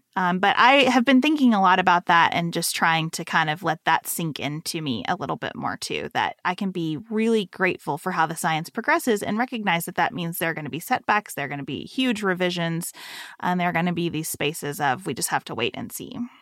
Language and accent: English; Western Kentucky, United States; moved away as an adult; also born or lived in Lexington, Kentucky; it was a real culture shock to go from Western Kentucky to Lexington, Kentucky in this private school